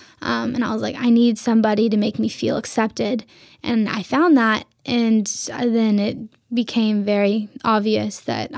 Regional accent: Vladivostok, Primorsky Krai, Russia

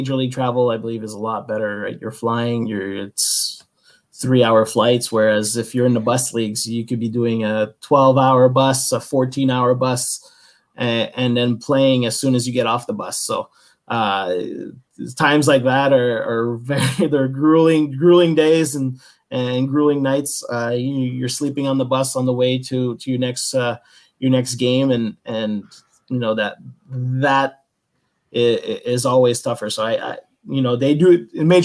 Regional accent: Canada; I'm a Canadian guy

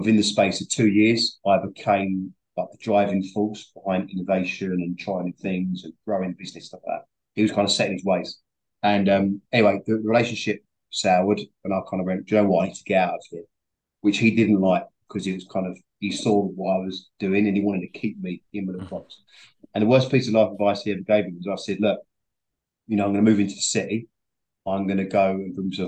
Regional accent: London, United Kingdom; moved away as an adult; also born or lived in Tottenham; now in Essex, United Kingdom; I'm from Northeast London

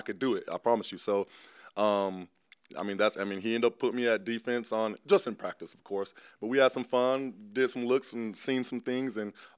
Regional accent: Tampa, Florida, United States; I'm just from Tampa, Florida. Like I said, father retired a Buccaneer and never left.

